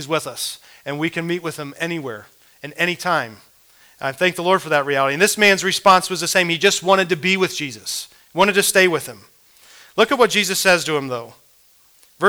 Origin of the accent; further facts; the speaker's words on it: Midwest, United States; as a young man growing up in the Midwest